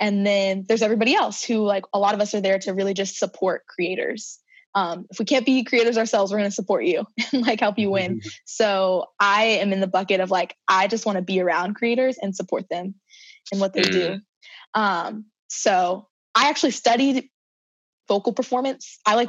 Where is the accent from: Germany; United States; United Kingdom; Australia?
United States; Cincinnati, Ohio; also born or lived in Switzerland; can't think of any like super defining like characteristics of like growing up in Ohio. Born in Cincinnati. My parents and I and my little brother, we moved to Switzerland when I was like 4 or 5 years old.